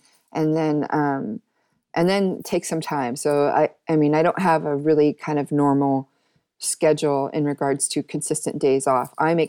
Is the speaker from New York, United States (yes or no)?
yes; New York, United States; But the work ethic coming as a New Yorker and an American is completely different.